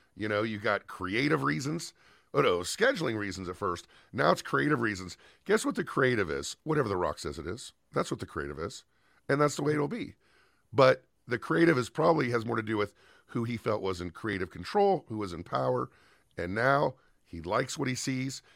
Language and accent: English; Southern California, United States; Growing up in Southern California